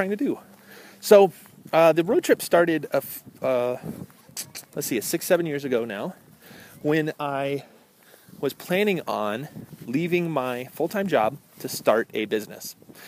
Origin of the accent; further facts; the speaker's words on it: Midwest, United States; I'm from the Midwest